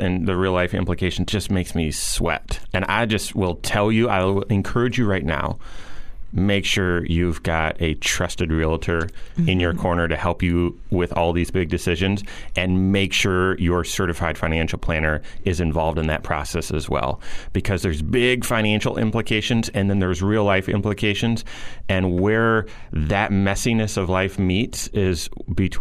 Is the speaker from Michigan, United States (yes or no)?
yes; Grand Rapids, Michigan, United States; moved away as an adult; also born or lived in East Lansing, Michigan; now in South Bend, United States; I grew up, born and raised in Grand Rapids.